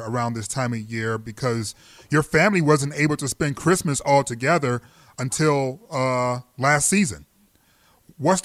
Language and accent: English; Detroit, Michigan, United States; I'm from the D